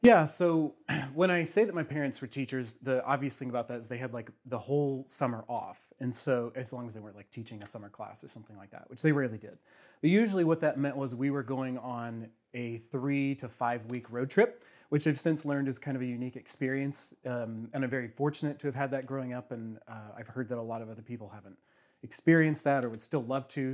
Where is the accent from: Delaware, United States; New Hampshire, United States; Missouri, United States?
Missouri, United States; Bonne Terre; also born or lived in St. Louis, Missouri; now in Kansas City, United States; they both still live in my little home area in Saint Francis County. Um, I'm the only one who moved out